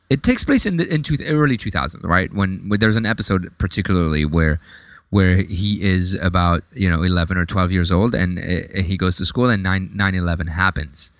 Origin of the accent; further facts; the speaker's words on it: France; now in United States; when I grew up in France, I, I do remember that, you know, like gro-, growing up in, in like a, a kind of like a Lebanese, uh, you know, home